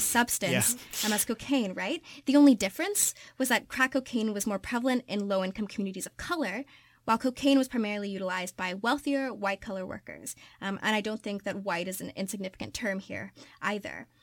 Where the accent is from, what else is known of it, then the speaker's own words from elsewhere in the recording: Kentucky, United States; I'm from Kentucky.